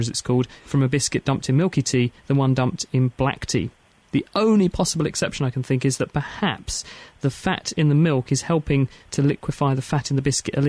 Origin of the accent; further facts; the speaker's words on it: Minneapolis, Minnesota, United States; And I'm from Minneapolis, Minnesota.